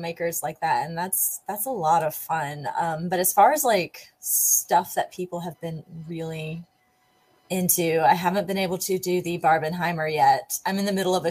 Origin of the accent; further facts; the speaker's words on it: Charleston, United States; I'm an actor. I'm from Charleston